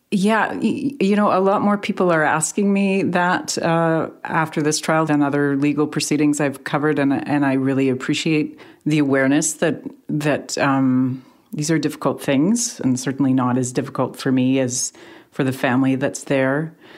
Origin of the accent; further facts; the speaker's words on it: Canada; Canadians as to Canadian journalists